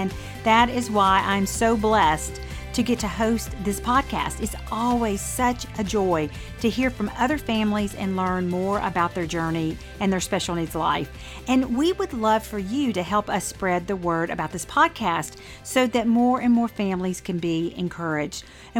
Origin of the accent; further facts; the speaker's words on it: the South, United States; accent: Southern drawl; my Southern draw